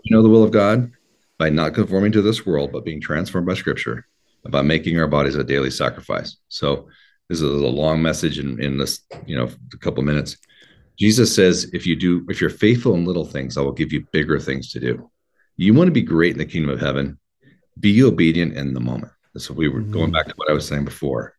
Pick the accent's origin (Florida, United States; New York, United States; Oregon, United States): Oregon, United States; I was raised in Oregon.